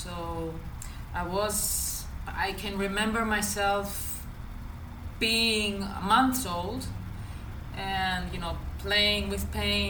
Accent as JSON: {"language": "English", "town": "Nuremberg", "region": "Bavaria", "country": "Germany", "tie": "born there", "said": "I was born in Nuremberg, I don't know how it's pronounced correctly in English."}